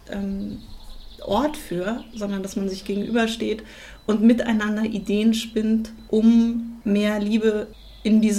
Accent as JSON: {"language": "German", "region": "Berlin", "country": "Germany", "tie": "born or raised there", "said": "das ist meine Heimat, was soll ich sagen?"}